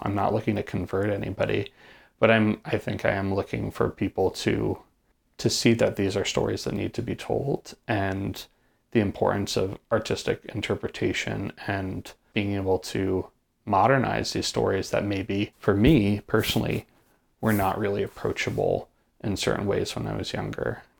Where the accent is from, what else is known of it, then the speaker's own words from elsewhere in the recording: Poughkeepsie, New York, United States; growing up where I grew up in the Hudson Valley